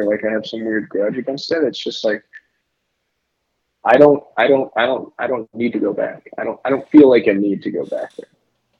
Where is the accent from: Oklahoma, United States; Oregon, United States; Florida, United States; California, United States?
Oklahoma, United States; Piedmont; moved away as an adult; now in Minneapolis, United States; I grew up in a weird, like, very suburban and also very rural, like, farming community town in central Oklahoma, like 20 minutes northwest of Oklahoma City, called Piedmont.